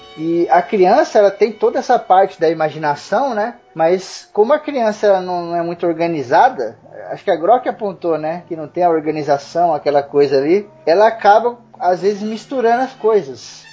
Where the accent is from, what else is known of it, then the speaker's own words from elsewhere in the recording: Osasco, São Paulo, Brazil; quando eu era pequeno eu morava em Osasco